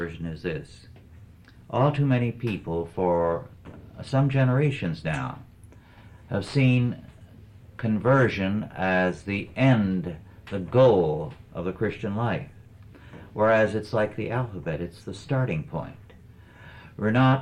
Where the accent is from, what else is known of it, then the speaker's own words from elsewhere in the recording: Kingsburg, California, United States; now in Calaveras County, United States; my hometown, Kingsburg, California